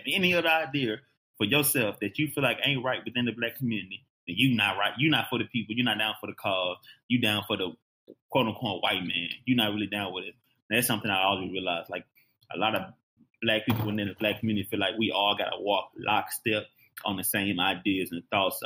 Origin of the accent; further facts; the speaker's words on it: Houston, Texas, United States; moved away; also born or lived in Phoenix / Shreveport, Louisiana; I grew up in Houston